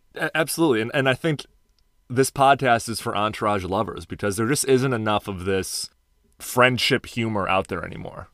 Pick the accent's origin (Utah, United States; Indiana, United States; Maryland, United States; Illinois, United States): Illinois, United States; Chicago; moved away; Dialing in from my hometown of Chicago, Illinois